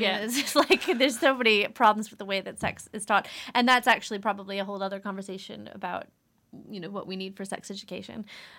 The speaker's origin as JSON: {"language": "English", "country": "United States", "said": "Yeah, so I'm American, yeah."}